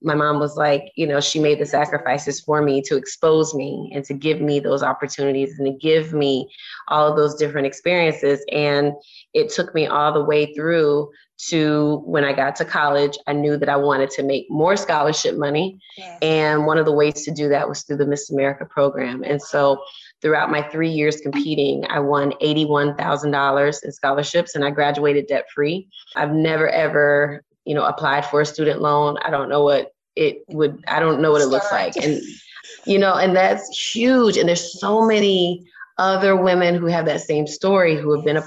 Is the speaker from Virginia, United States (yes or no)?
no; Orlando, Florida, United States; I'm from Orlando, Florida. I'm just a girl from Orlando